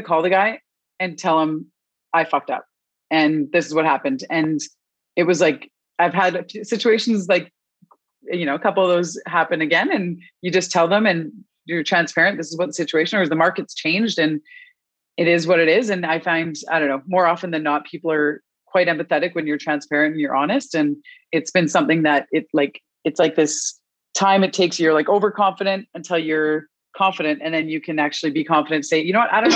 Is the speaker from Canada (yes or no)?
yes; Canada; I am Canadian.